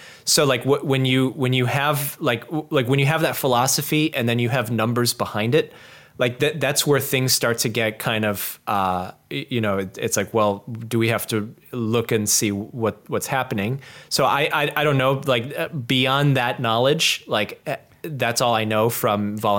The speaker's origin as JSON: {"language": "English", "town": "Chicago", "region": "Illinois", "country": "United States", "tie": "born or raised there", "said": "I used to volunteer locally in my hometown with police officers"}